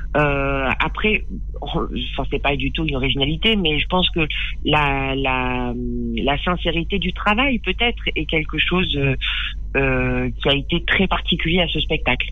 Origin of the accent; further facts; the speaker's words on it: Périgueux, Nouvelle-Aquitaine, France; J'ai grandi euh, dans le Périgord, à Périgueux